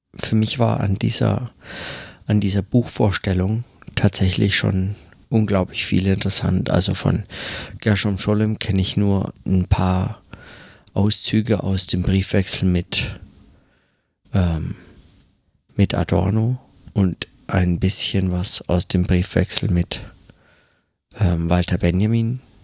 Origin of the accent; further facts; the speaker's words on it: Germany; now in New York, United States; bei uns in Deutschland